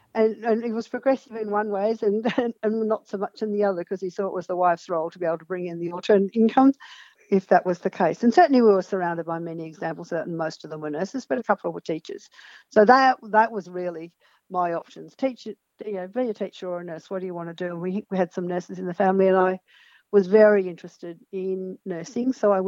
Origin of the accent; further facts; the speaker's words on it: northwest New South Wales, Australia; now in Mount Isa, Australia; I grew up on a station in northwest New South Wales.